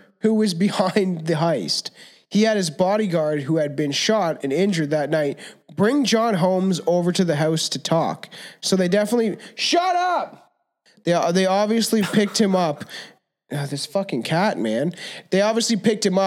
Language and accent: English; Canada; We're Canadian.